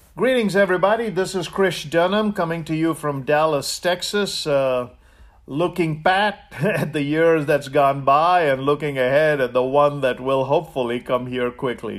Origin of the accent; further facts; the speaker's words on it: India; now in United States; I grew up in India.